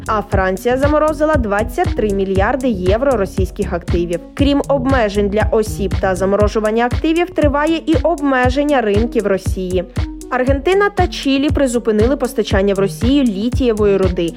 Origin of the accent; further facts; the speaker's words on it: Ukraine; Ми з України